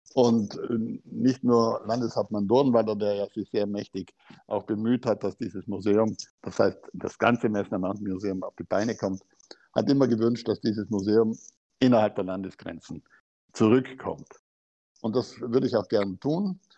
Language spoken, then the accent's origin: German; South Tyrol, Trentino-Alto Adige, Italy; wir Südtiroler